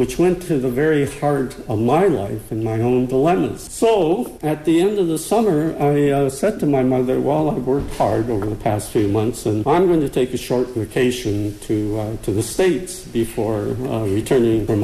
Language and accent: English; Chatham, Ontario, Canada; growing up in Chatham that I hated being Japanese